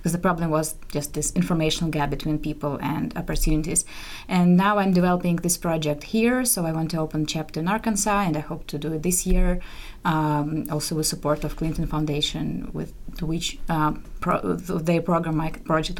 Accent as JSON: {"language": "English", "region": "Moscow", "country": "Russia", "moved": "yes", "said": "I'm from Russia, from Moscow."}